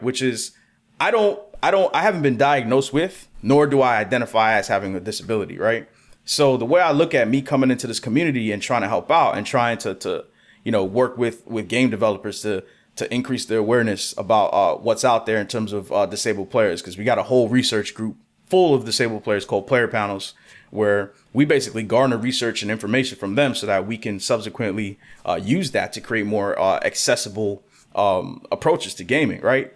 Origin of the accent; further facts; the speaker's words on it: New York City, New York, United States; I'm born and raised in New York City